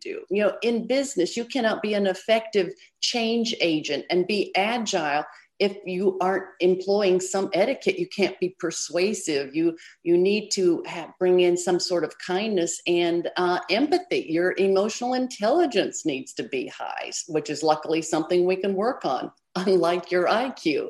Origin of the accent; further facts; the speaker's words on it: Chicago, Illinois, United States; Chicago, my hometown